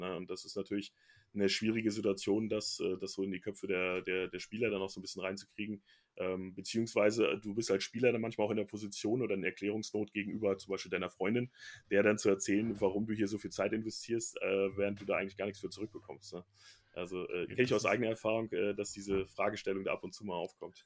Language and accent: German; Braunschweig, Lower Saxony, Germany; also born or lived in Bielefeld; now in Frankfurt, Germany; mein Heimatverein bleiben, wo ich herkomme